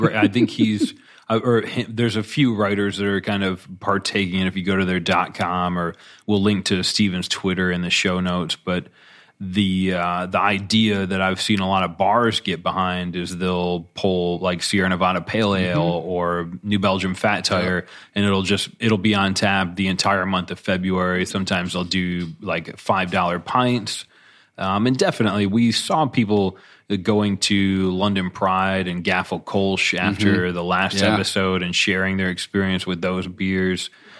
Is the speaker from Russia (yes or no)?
yes; Russia; It is Ivan, the Imperial Stout, and I'm from Russia.